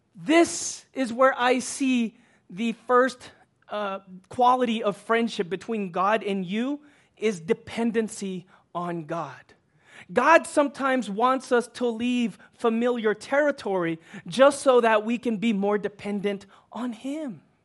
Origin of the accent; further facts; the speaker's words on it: Houston, Texas, United States; moved away as an adult; now in Los Angeles, United States; I grew up in Houston